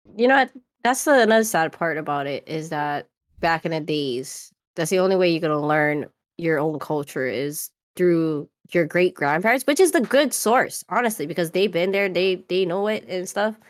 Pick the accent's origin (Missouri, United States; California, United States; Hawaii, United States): Hawaii, United States; Oahu; moved away as an adult; nineteen years off the rock on the island of Oahu, I ended up moving to the mainland